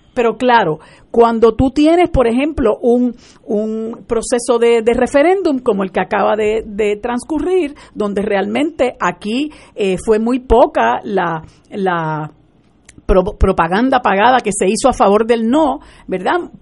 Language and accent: Spanish; Puerto Rico